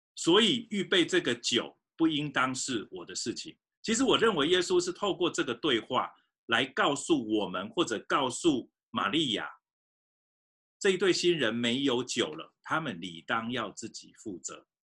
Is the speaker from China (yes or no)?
yes; Fujian, China; moved away; 我小时候也在福建长大